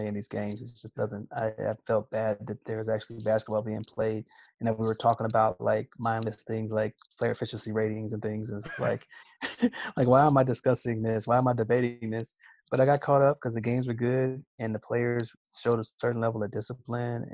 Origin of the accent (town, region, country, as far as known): Kansas City, Missouri, United States; born or raised there